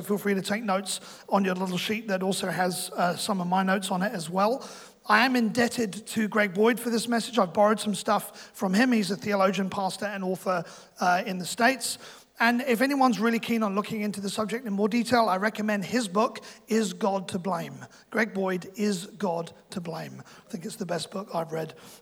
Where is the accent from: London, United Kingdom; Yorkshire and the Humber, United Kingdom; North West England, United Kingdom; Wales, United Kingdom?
London, United Kingdom; now in New Zealand; I'm from London